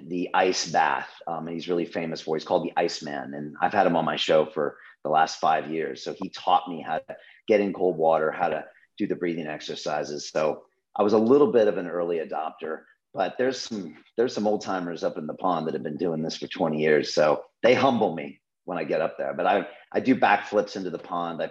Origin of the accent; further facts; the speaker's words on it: San Diego, California, United States; now in London, United Kingdom; I was born on the beaches of San Diego with surfers and you know, sunshine